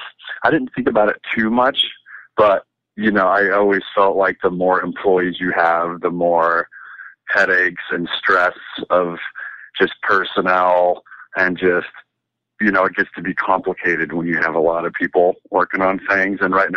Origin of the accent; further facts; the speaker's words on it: California, United States; also born or lived in Riverside; The upbringing was, grew up in Southern California. I was born in Riverside, lived there for like a year while my dad was in residency. Then we moved to Scripps Ranch outside of San Diego for a few years.